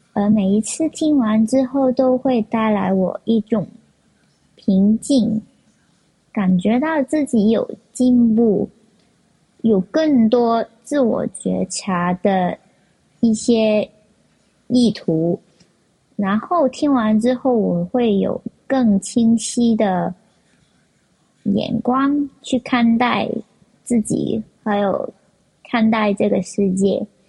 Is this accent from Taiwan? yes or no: no; Hong Kong; 我是香港的听众